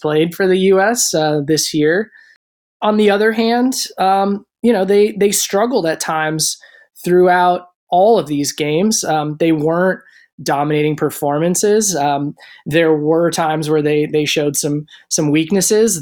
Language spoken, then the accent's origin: English; Minnesota, United States; moved away; I did grow up in Minnesota, which is called the state of hockey